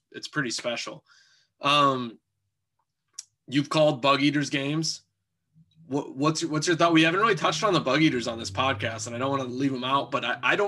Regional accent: Omaha, Nebraska, United States; So flipping things a little bit, I'm born and raised in Omaha.

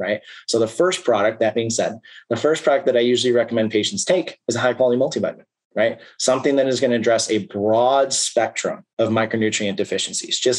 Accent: Chicago suburbs, Illinois, United States; now in Iowa, United States; I live in Iowa. I'm from the Chicago suburbs.

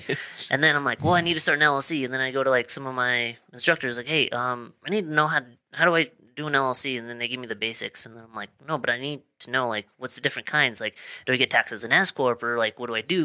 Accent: Marsh Valley, Idaho, United States; also born or lived in Pocatello, Idaho; I was born in Pocatello, but I, I currently live in Pocatello, but I grew up in Marsh Valley

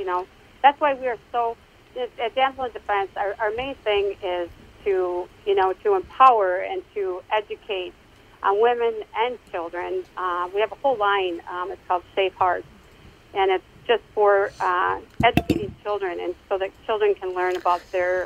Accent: Minnetonka, Minnesota, United States; now in Victoria, United States; I am from Minnesota, yep. I grew up in Minnetonka.

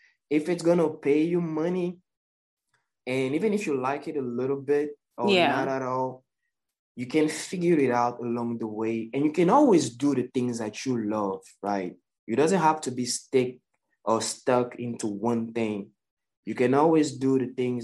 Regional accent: Côte d’Ivoire; now in United States; I'm from the Ivory Coast in West Africa

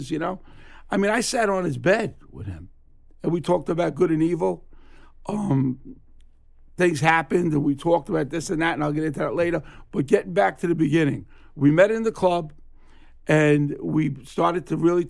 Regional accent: New York City, New York, United States; He knew me since I lived in Flatlands, Brooklyn, and that's where I grew up. I grew up around Avenue I and East 52nd Street in Brooklyn.

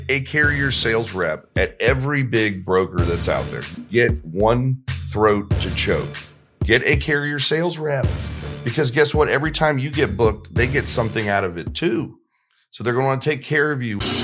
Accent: Marietta, Georgia, United States; I grew up in Marietta, Georgia

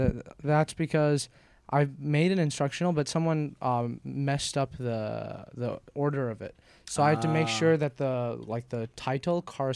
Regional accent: Shanghai, China; also born or lived in Taiwan / Beijing; Born in Taiwan. Raised mostly in like Shanghai, Beijing, moved around a bit

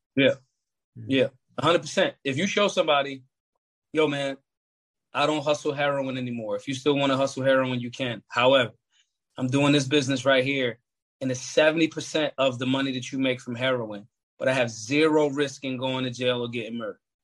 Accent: Philadelphia, Pennsylvania, United States; I grew up in North Philadelphia.

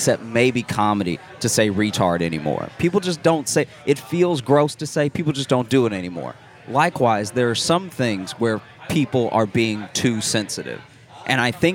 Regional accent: the South, United States; I grew up black in the South

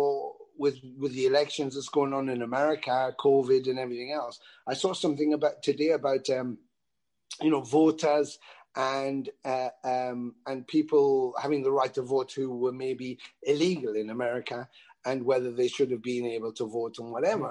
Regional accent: England, United Kingdom; being English

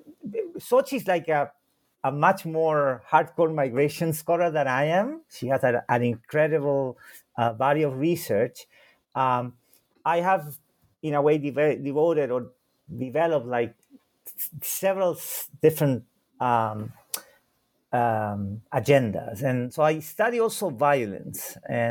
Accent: Santiago, Santiago Metropolitan Region, Chile; first language Spanish; English is a second language; I was born in Santiago de Chile, although I tend to say that I'm not the prototypical Chilean, because it was an accident that I was born there.

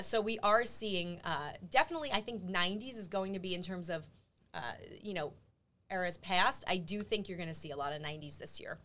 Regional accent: New York, United States; as a New Yorker

